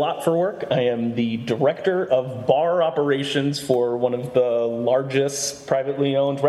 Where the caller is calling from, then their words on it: New York City, New York, United States; Hi there. … I'm calling from Astoria, Queens in New York City.